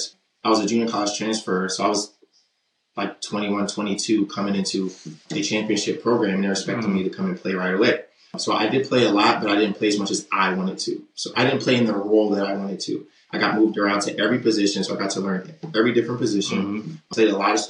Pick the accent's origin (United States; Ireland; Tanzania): United States; Baltimore, Maryland; moved away as an adult; now in Midwest, United States; I'm from West Baltimore